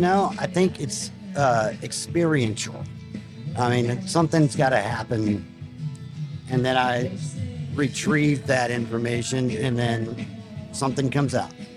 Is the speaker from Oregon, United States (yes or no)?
no; Alpine, Texas, United States; Alpine, Texas